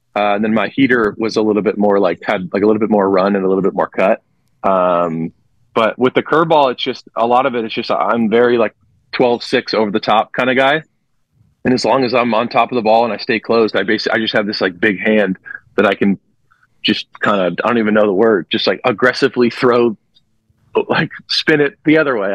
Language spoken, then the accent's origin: English; Los Angeles, California, United States; moved away; my hometown team going back home